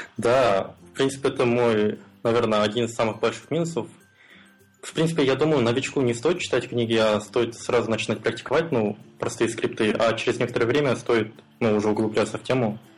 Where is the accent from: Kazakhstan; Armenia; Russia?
Kazakhstan; Almaty; Я из Алматы, это город в Казахстане